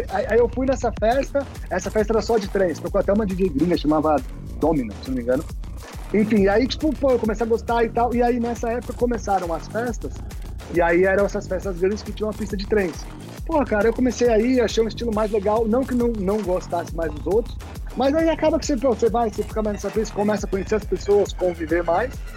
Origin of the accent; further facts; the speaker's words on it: São Paulo, Brazil; eu sou de São Paulo, moro em São Paulo, capital.